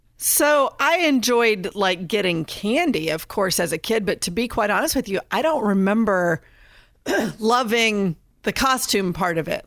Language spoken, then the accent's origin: English; Indiana, United States; I'm from Indiana